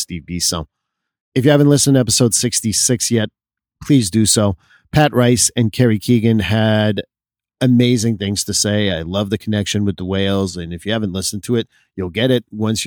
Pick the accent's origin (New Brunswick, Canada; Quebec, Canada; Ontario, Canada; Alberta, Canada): Quebec, Canada; when I grew up in Quebec, where Catholicism was the main religion